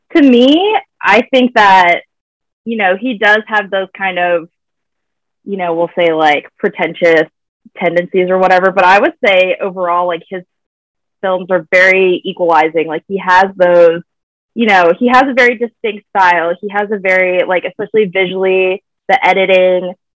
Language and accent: English; Virginia, United States; I'm from Virginia. Uh, that's where I currently am right now.